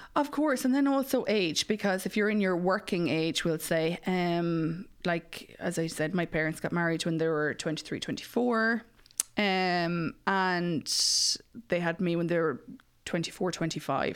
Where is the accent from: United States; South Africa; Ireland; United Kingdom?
Ireland; Mullingar, Leinster; I'm from Mullingar